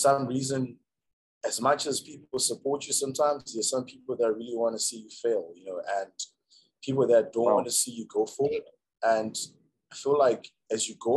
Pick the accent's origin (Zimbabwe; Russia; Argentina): Zimbabwe; Banket, Mashonaland West; also born or lived in Harare; Okay, so I was actually born in Harare. But then my family moved to the countryside. We were in Mashikade, Banket